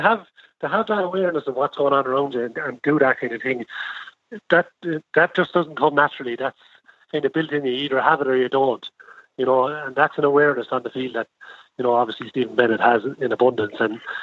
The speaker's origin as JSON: {"language": "English", "town": "Waterford", "region": "Munster", "country": "Ireland", "tie": "born or raised there", "said": "growing up in Waterford, you could see the talent was there."}